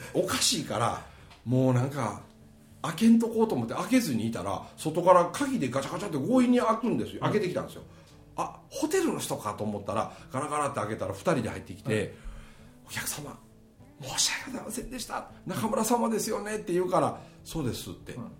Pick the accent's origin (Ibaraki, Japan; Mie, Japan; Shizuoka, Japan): Mie, Japan; accent: Kansai dialect; 俺三重県の人間なんよ